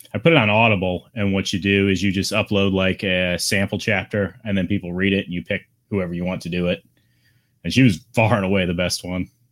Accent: South Chicago Heights, Illinois, United States; I was born in South Chicago Heights, which is right outside of Chicago, like thirty minutes

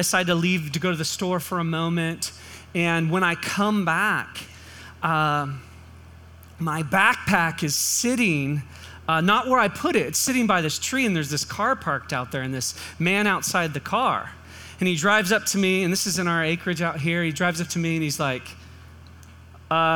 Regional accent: California, United States; moved away; we grew up in California

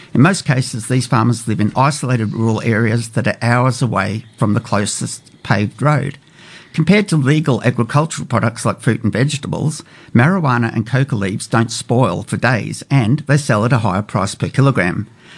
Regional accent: Colombia; I've been in business for a number of decades, and when someone learns that I'm from Colombia, you always get the, that weird look

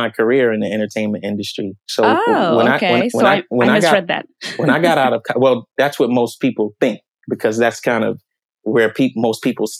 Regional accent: Paterson, New Jersey, United States; also born or lived in Washington, D.C. / Clinton, Maryland; I grew up in Paterson, New Jersey. I was actually born in Washington, D.C. and lived in Clinton, Maryland until I was about 5 years old.

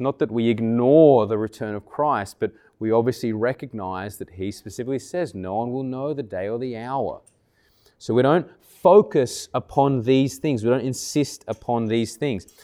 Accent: Canberra, Australian Capital Territory, Australia; moved away; I grew up in Tuggeranong many years ago

